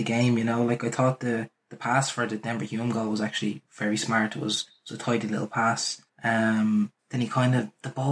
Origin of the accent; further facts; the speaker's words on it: Ireland; I'm only an Irish lad.